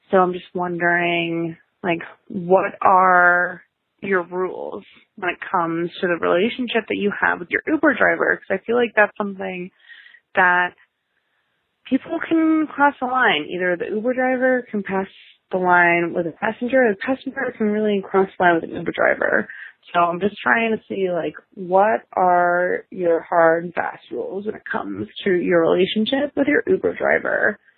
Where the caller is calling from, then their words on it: Massachusetts, United States; This is …, and I am calling from Massachusetts.